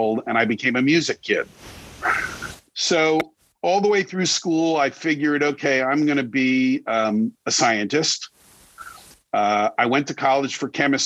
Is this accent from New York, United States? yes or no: yes; Long Island, New York, United States; I grew up on Long Island outside of New York